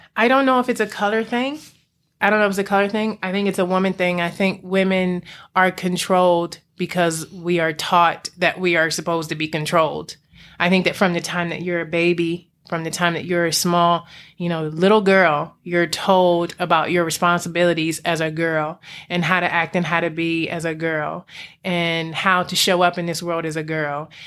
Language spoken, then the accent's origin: English; Alexandria, Virginia, United States; also born or lived in Prince George's County, Maryland; I grew up in the D M V. Um, I was in P G County for a while and then Alexandria, Virginia